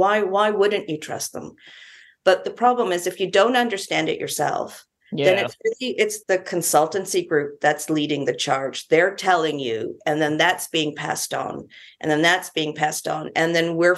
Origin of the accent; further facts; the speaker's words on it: Canada; now in New Zealand; I'm Canadian, a few years ago, I was back in Canada and I went to see the mayor of my own city